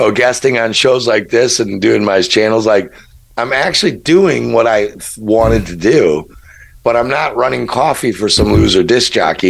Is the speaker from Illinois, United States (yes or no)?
yes; Chicago, Illinois, United States; I'm from Chicago, really?